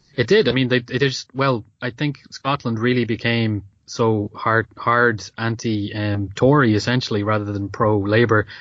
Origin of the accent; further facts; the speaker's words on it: Ireland; as an Irish person